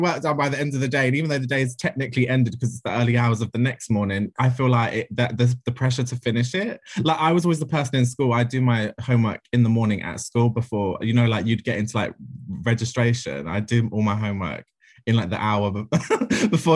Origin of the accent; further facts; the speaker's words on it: London, United Kingdom; I'm from Ladbroke Grove, born and bred. Just moved away, actually, because I can't afford to live there by myself.